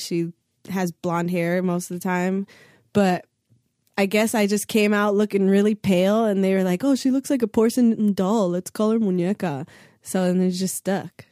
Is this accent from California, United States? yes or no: yes; Santa Monica, California, United States; I went to Santa Monica High School, I went to John Adams Middle School, I went to John Muir Elementary School